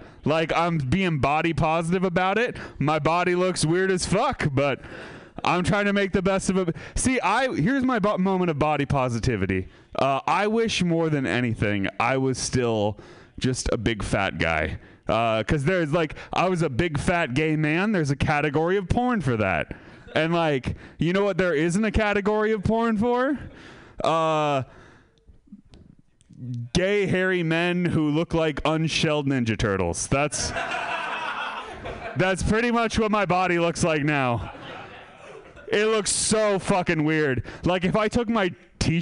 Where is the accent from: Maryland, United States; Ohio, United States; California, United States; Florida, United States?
California, United States; Sebastopol; I'm from Sebastopol